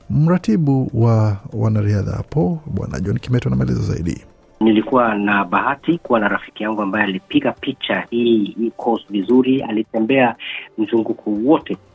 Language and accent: Swahili; Kenya; now in Bathurst, Australia; hata hapa hapa sasa ukiambia mtu mi natoka Kenya wanajua ah, Kenya hawa wanakupa heshima kabisa.